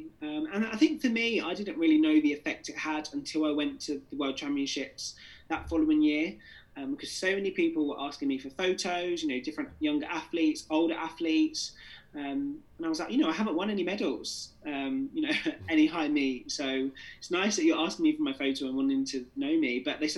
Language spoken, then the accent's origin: English; Jamaica; Yeah, I think obviously, you know, being Jamaican and obviously being with that dual heritage, I had lots of people from all over the world actually just, you know, asking me for advice of how they should come out.